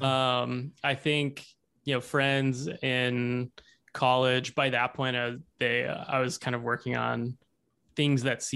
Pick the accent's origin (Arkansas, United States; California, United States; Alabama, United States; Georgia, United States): Arkansas, United States; Hot Springs; moved away as an adult; now in Seattle, United States; I grew up in Arkansas. I grew up in Hot Springs.